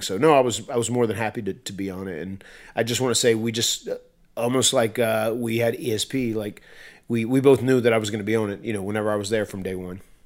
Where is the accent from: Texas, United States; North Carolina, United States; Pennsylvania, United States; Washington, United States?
North Carolina, United States; I'm from North Carolina and I'm a, I'm an old, uh, old country boy.